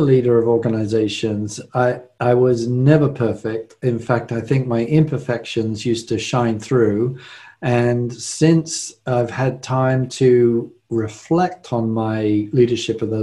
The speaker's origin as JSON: {"language": "English", "region": "London", "country": "United Kingdom", "tie": "born or raised there", "moved": "as an adult", "lives_now": "United States", "said": "I was born and raised in London, England"}